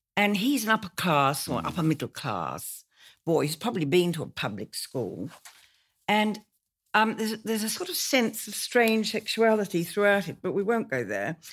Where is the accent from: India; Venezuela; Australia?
Australia; moved away as an adult; now in London, United Kingdom